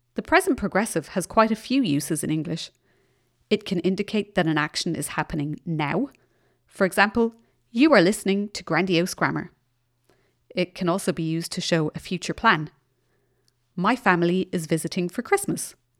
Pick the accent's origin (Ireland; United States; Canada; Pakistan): Ireland; now in Germany; I'm in Germany, but I come from Ireland